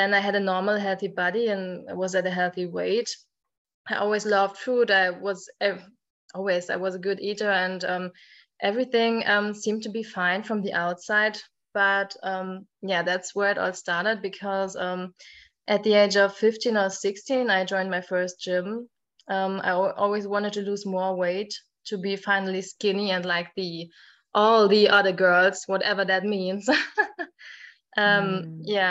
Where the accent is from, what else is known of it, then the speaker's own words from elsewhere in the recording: Germany; English is a second language; I'm from Germany. I think most Germans can hear